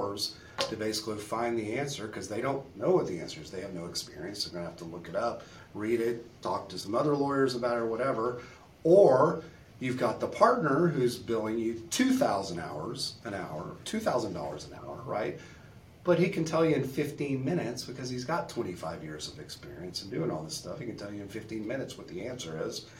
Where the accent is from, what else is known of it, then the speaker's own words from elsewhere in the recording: Beaumont, Texas, United States; my hometown of Beaumont, which is about 80 miles east of Houston